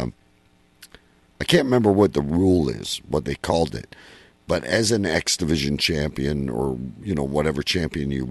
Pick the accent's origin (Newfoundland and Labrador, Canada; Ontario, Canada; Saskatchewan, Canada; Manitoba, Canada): Ontario, Canada; Windsor; Windsor, my hometown.